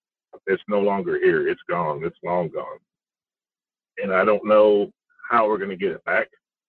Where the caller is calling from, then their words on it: Fairbanks, Alaska, United States; from Fairbanks.